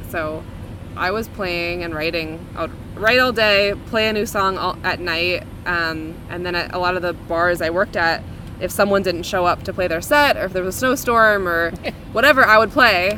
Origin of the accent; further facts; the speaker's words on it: New York City, New York, United States; now in Los Angeles, United States; I was born and raised in New York City